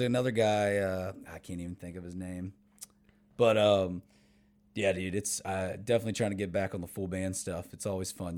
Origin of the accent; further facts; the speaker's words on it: Winchester, Virginia, United States; moved away as an adult; now in Nashville, United States; I'm from the Northern Virginia area